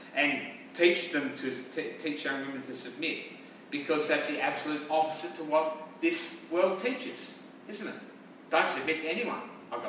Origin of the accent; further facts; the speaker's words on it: South Australia, Australia; now in St. George, Australia; we live in St. George, but we see a lot of other places because we come from South Australia